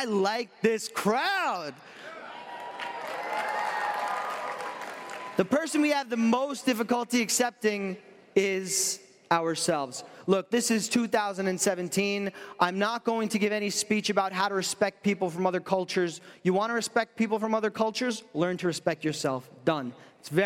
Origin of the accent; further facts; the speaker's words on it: New York, United States; I'm from New York